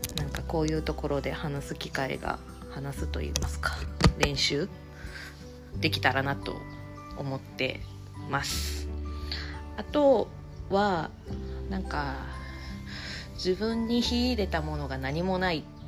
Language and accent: Japanese; Hyogo, Japan; 生まれ育ったとこ、まあ、神戸出身ではないですけど一応ホームタウン県としては